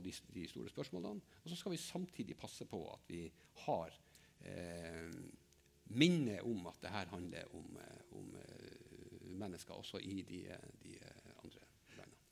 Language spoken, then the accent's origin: Norwegian; Finnmark, Norway; jeg kommer fra Finnmark